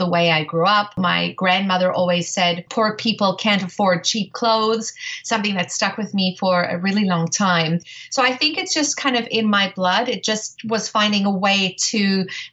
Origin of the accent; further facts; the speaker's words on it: South Africa; moved away; I grew up in South Africa, and I was very privileged as a young child to go to safari